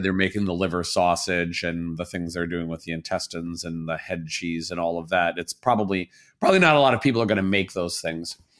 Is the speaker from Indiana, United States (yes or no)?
yes; Southern Indiana, United States; now in Chicago, United States; I'm from Southern Indiana